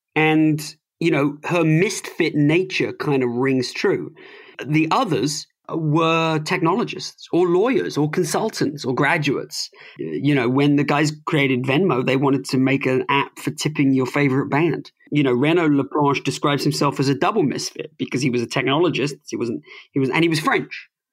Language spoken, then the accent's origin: English; United Kingdom; accent: plummy British; now in United States; I'm an immigrant. Uh, I've lived in America longer than I've lived anywhere else, but I never lost um, my plummy British accent